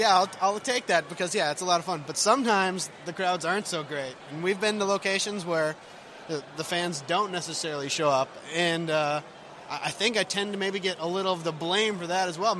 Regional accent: Minnesota, United States

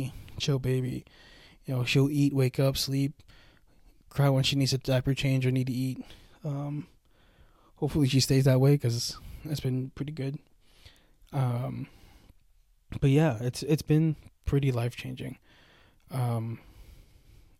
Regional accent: United States; a full-blooded Filipino, born and raised in America

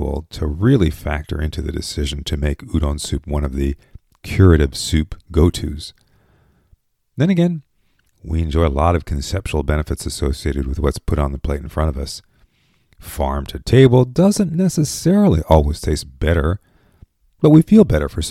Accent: Japan; moved away; growing up in Japan

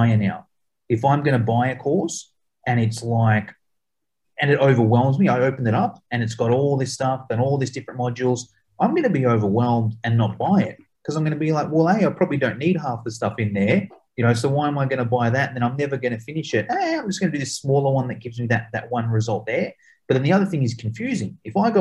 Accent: Australia; we're from Australia

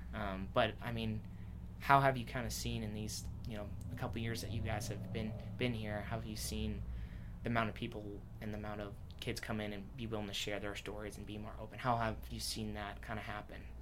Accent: Washington, United States; that's where I'm from

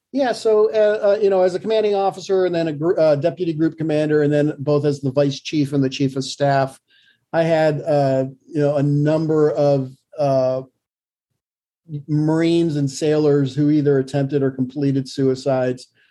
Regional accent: Vermont, United States; also born or lived in Virginia; now in Hanover, New Hampshire, United States; I was born in Vermont

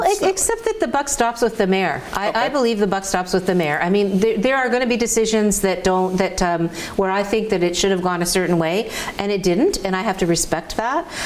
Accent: Hamilton, Ontario, Canada; my my hometown, my roots

